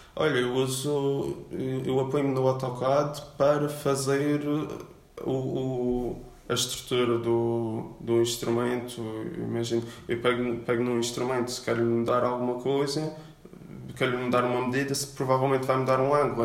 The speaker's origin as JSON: {"language": "Portuguese", "region": "Madeira", "country": "Portugal", "said": "sou da Madeira, vivo no Caniço"}